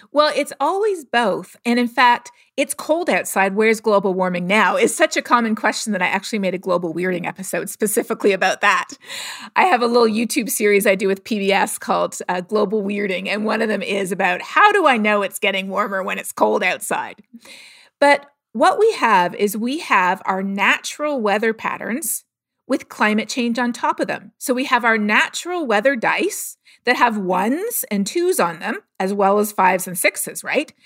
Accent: Toronto, Ontario, Canada; I grew up in Toronto

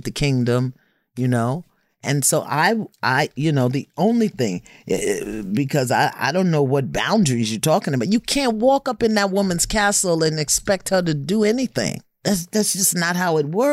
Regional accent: New York City, New York, United States; I come from Brooklyn

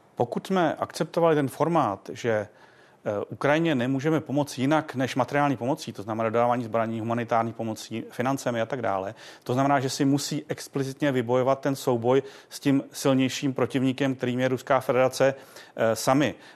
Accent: Czechia; jsme jako Češi

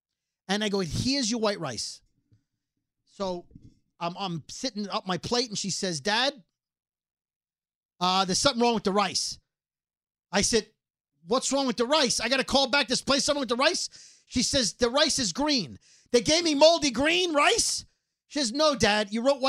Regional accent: Brooklyn, New York, United States; I'm from Brooklyn!

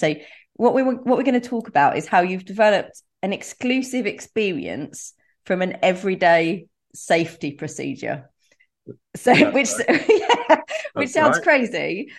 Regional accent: Essex, East of England, United Kingdom; I'm from Essex

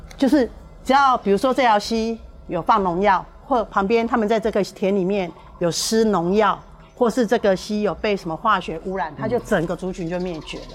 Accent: Tainan City, Taiwan; 我们台南人

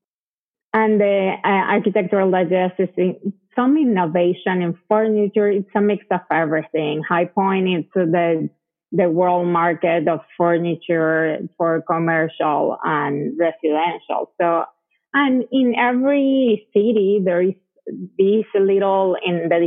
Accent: Venezuela; English is a second language; moved away as an adult; also born or lived in Colombia / Connecticut, United States; now in Texas, United States; I was raised in Venezuela, but when I was 23, I came to the United States to study English

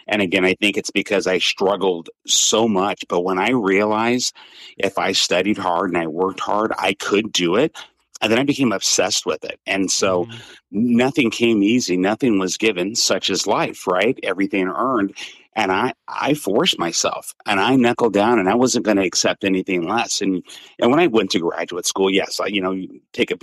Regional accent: Seattle, Washington, United States; she moved us to Seattle, Washington when I was 7. I was raised in Seattle, Washington.

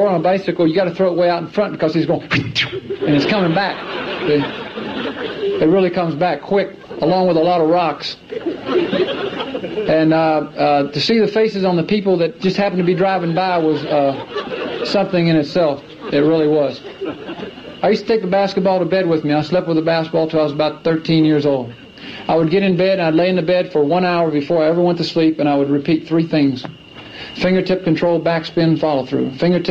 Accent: Clemson, South Carolina, United States; I grew up in Clemson, South Carolina, and when I was 4 years old, the only thing I ever knew was basketball

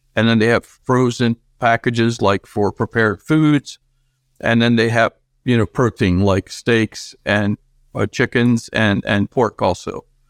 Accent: Argentina; now in United States; I was born in Argentina and I came to this country when I was younger, and I still retain those Argentinian breakfast things

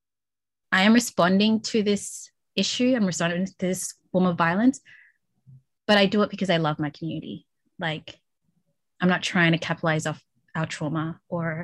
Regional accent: Melbourne, Victoria, Australia; I grew up in Flemington, North Melbourne

